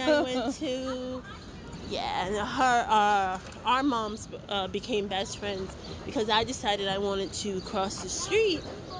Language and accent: English; New York City, New York, United States; also born or lived in Queens, New York; I grew up in Hood. Grew up in Fort Greene, Brooklyn.